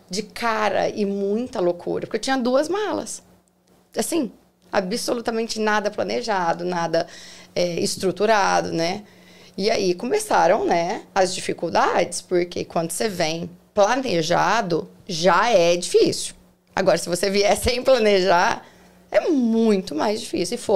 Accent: Passos, Minas Gerais, Brazil; moved away as an adult; also born or lived in São Paulo; now in Orlando, United States; sou mineira, sou mineira. de uma cidade pequenininha chamada Passos, é interior de Minas

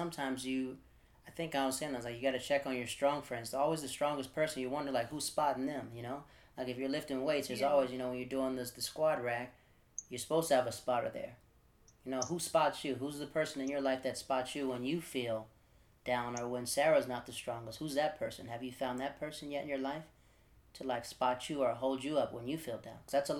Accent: Netherlands; also born or lived in Florida, United States / North Carolina, United States / Japan; Like, I'm from Florida in North Carolina, but I grew up in the Netherlands and Japan.

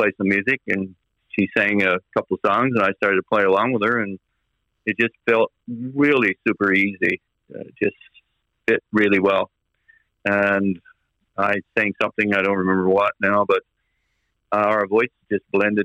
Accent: Burgeo, Newfoundland and Labrador, Canada; also born or lived in Francois, Newfoundland and Labrador / Ramea, Newfoundland and Labrador; Burgio is really my hometown. It's where I really grew up in my mind.

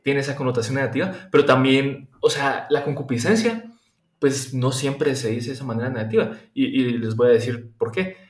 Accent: Guatemala; moved away as an adult; now in Germany; yo soy de Guatemala, estudio en Alemania en este momento

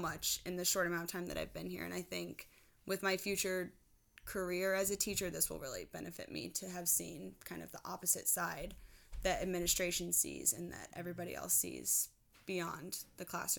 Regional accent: Midwest, United States; Even though I'm from the Midwest, I should be used to it by now, but I am not.

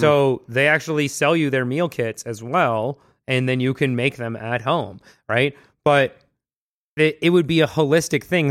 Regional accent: Vancouver, British Columbia, Canada; I grew up in Vancouver

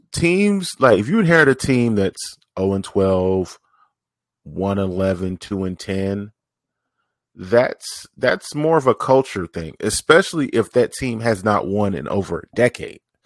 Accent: Tennessee, United States; also born or lived in Jackson, Mississippi / Oklahoma; I grew up in Tennessee, been raised in Tennessee off and on

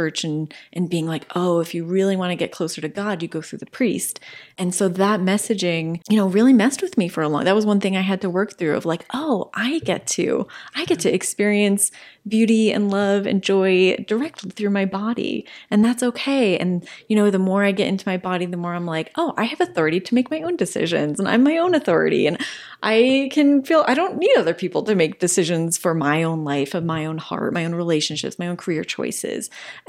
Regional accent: New Jersey, United States; I didn't grow up LDS. I grew up in New Jersey.

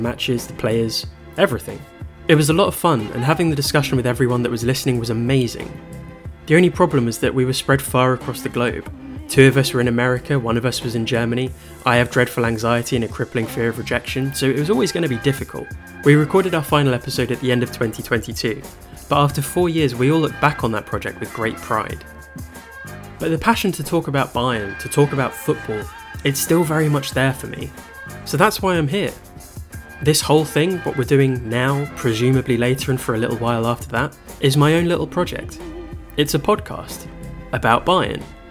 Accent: England, United Kingdom; I'm English

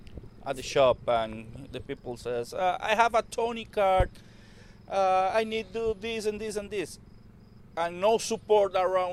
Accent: Costa Rica; English is a second language; moved away as an adult; And I'm from Costa Rica.

